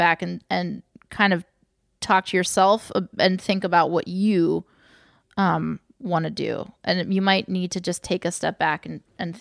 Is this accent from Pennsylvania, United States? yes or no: yes; Pennsylvania, United States; I'm from Pennsylvania.